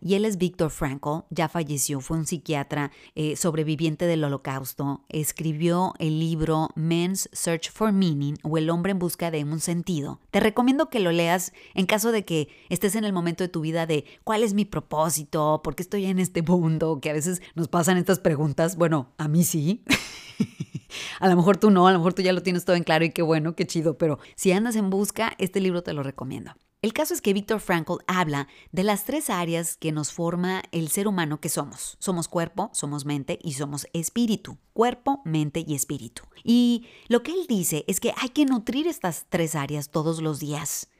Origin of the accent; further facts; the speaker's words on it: northern Mexico, Mexico; moved away as an adult; also born or lived in Michigan; me fui del norte de México hasta el norte de Estados Unidos